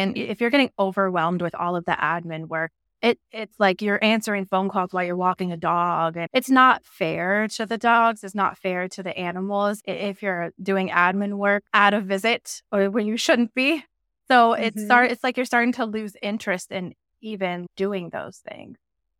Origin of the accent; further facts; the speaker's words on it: Denver, Colorado, United States; now in Jacksonville, United States; So yeah, I live in Jacksonville, Florida. I'm originally from Denver, but I started pet sitting in Miami when I was 20.